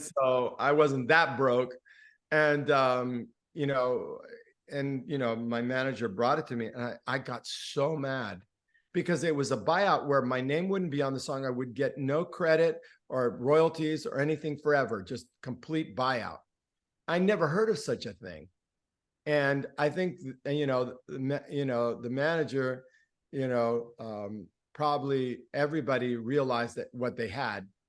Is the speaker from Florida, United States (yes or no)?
yes; Miami, Florida, United States; first language Spanish; English is a second language; also born or lived in Gainesville, Florida; I grew up in the Cuban exile community, and my mother was a songwriter and a poet. So, on the weekends in our little, you know, ghetto townhouse or whatever it was, um, in Liberty City in Miami